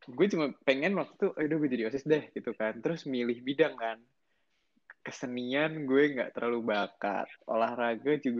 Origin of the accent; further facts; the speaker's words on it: Bekasi, West Java, Indonesia; also born or lived in Jakarta; gue lahir di Jakarta 30 Juli 2002 berarti Leo ya zodiak gue ya. Terus gue uh, habis itu gue tinggal di Bekasi, kota Bekasi, tapi ya deket-deket Jakarta lah ya.